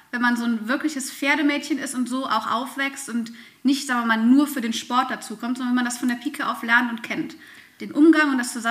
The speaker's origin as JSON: {"language": "German", "country": "Germany", "tie": "born or raised there", "said": "ich auch in der Mühle hier tatsächlich groß geworden und auch hier geblieben."}